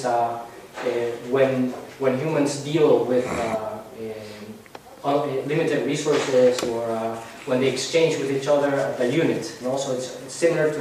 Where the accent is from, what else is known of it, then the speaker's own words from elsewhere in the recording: Panama; I'm from Panama.